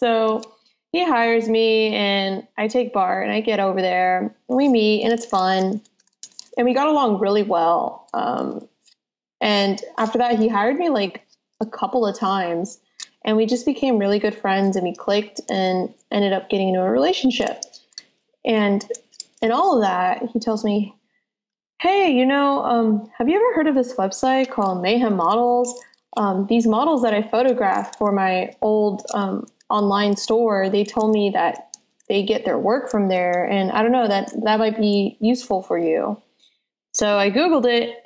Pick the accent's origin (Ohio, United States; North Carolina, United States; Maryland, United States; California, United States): California, United States; San Jose; also born or lived in Santa Clara / Central Valley / San Francisco; I was born in Santa Clara and had lived in San Jose for much of my life. And then my mom decided to move us to the Central Valley where housing is cheaper